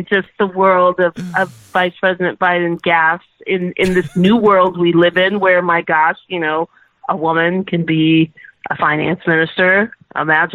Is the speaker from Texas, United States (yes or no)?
yes; Texas, United States; even as a Texan